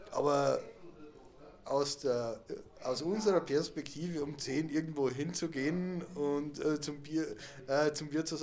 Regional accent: Austria; als Österreicher ist {S0} man äh, das ja ähm, gewohnt, nicht ganz Hochdeutsch zu reden.

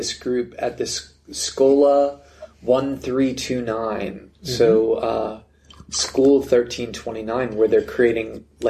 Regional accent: United States; Almost like a minor celebrity as an American.

